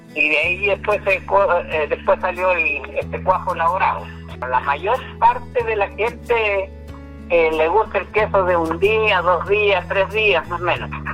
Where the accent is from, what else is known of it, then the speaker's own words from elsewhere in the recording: the cordillera of Choapa Province, Coquimbo, Chile; la familia mía se crió en la cordillera